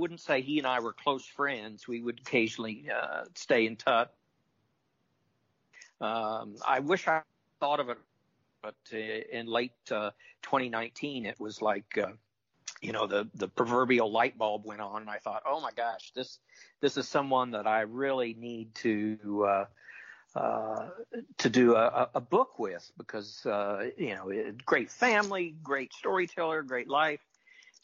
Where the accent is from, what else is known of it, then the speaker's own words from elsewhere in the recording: Topeka, Kansas, United States; my hometown, I mentioned earlier, Topeka, Kansas